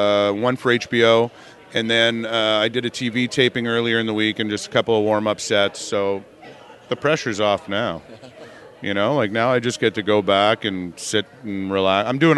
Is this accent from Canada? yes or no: yes; Canada; As a Canadian